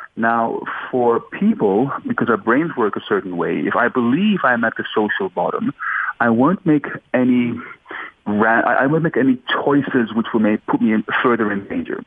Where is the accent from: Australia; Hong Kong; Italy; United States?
Australia; moved away as an adult; also born or lived in Netherlands / Suriname; I was born in Holland, raised in Australia.